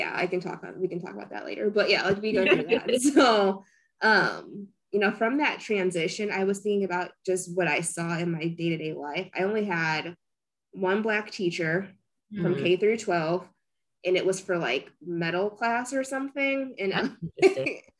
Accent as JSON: {"language": "English", "town": "Merrillville", "region": "Indiana", "country": "United States", "tie": "born or raised there", "said": "I grew up in Maryville, Indiana."}